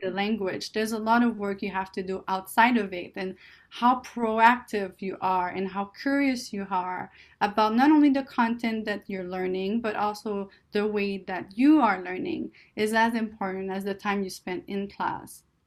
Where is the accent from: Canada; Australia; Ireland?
Canada; English is a second language; moved away as an adult; now in California, United States; I'm Canadian